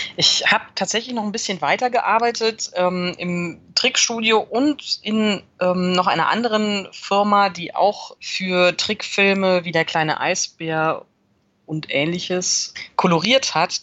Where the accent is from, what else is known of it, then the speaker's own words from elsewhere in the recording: Cologne, North Rhine-Westphalia, Germany; ich bin in Köln geboren und mein Vater ist auch schon seit den 70ern in Köln